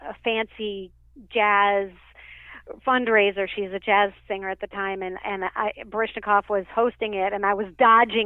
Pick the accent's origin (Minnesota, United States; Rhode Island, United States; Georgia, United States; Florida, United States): Minnesota, United States; Minneapolis; moved away; I'm from Minneapolis